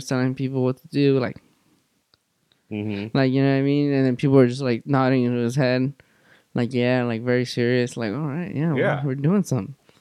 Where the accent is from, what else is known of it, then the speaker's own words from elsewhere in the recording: Los Angeles, California, United States; I'm born and raised in Van Nuys